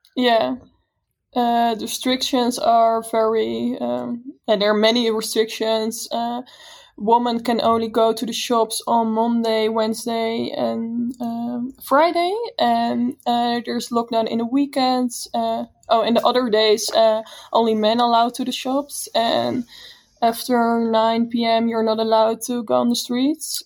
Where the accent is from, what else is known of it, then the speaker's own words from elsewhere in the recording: Netherlands; We're from the Netherlands